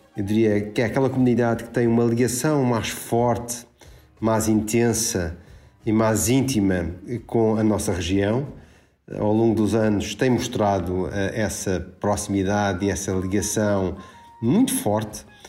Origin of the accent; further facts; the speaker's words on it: Madeira, Portugal; eu, como madeirense